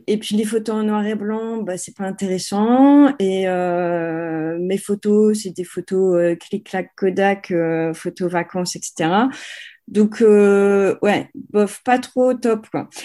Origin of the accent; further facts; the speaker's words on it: France; accent: French; moved away; je suis française